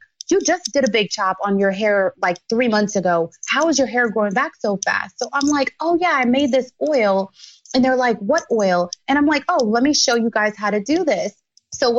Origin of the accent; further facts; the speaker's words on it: Jamaica; moved away; I grew up in Jamaica